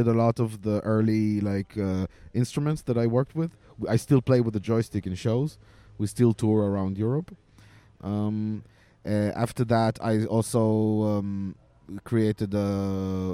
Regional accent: Israel; I'm originally from Israel

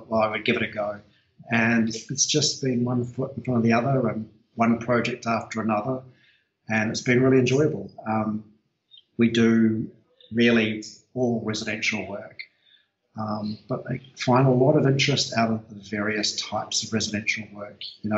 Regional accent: New Zealand; moved away as an adult; also born or lived in New York, United States; now in Australia; I'm actually originally from New Zealand and practiced there for a couple of years before coming over to Australia

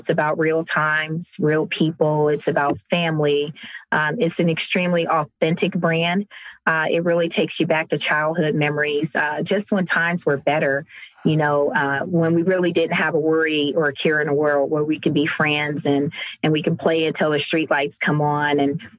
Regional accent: Cleveland, Ohio, United States; now in Cincinnati, United States; So I'm based here in Cincinnati, Ohio. So I'm originally from Cleveland, Ohio.

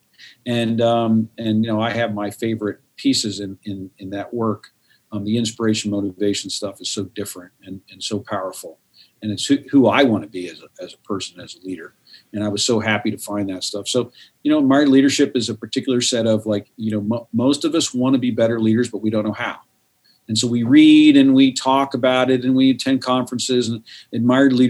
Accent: United States; I'm a U.S. guy. I'm an American guy.

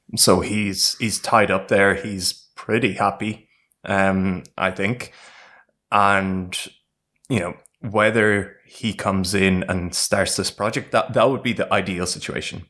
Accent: Ireland; we played as the Irish team

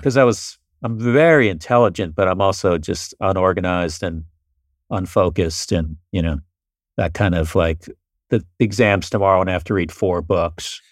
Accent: Florida, United States; also born or lived in New York; I was born in New York, and then when I was eight, we all moved down to Florida

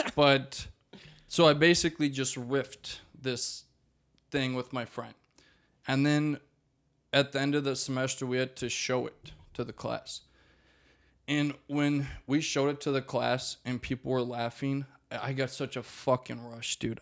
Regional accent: Maple Grove, Minnesota, United States; also born or lived in Rogers, Minnesota; I was raised in Maple Grove, and then we moved to Rogers when I was, like, twelve, and I've lived there since

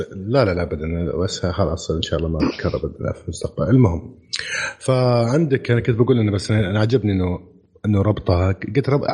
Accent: Saudi Arabia; عندنا في السعوديه

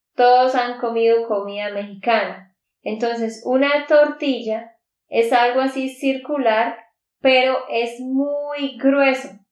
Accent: Santander, Colombia; de Santander, Colombia.

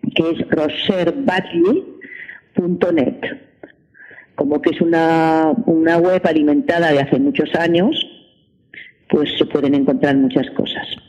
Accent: L'Hospitalet de Llobregat, Catalonia, Spain; Yo soy de Hospitalet de Llobregat

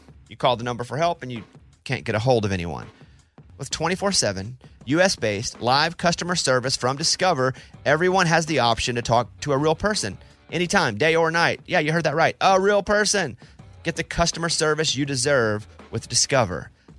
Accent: Arkansas, United States; We're from Arkansas.

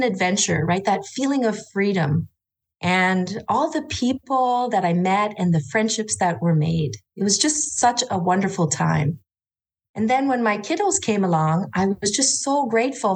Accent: Orléans, Ontario, Canada; I grew up in Orleans, which is now a city, just outside of Ottawa in Ontario, Canada

